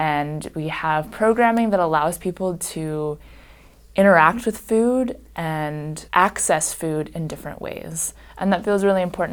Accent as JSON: {"language": "English", "town": "Bloomington", "region": "Indiana", "country": "United States", "tie": "born or raised there", "said": "I've grew up here."}